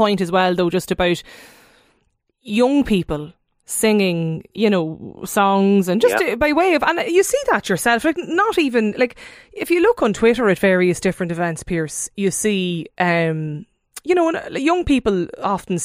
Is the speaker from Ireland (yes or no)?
yes; County Donegal, Ireland; I know from growing up in Donegal